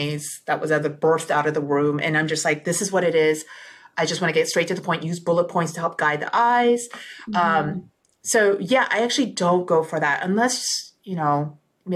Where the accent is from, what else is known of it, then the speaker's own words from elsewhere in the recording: South Korea; I'm from South Korea